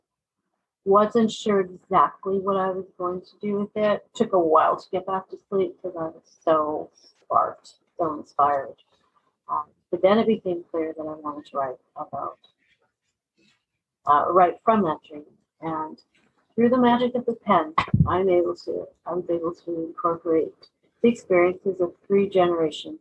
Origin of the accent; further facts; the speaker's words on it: Vancouver, British Columbia, Canada; I grew up in Vancouver for a big portion